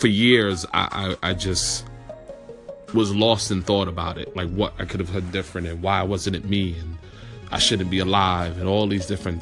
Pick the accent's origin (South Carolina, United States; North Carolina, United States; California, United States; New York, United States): New York, United States; New York City; growing up in New York and growing up in the Bronx